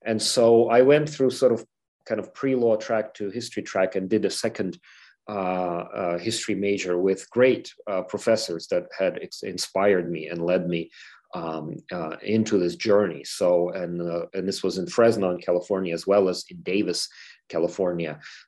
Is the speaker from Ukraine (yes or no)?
yes; Ukraine; And of course, I'm from Ukraine, so this is a very familiar subject to me, but I wanted to learn more.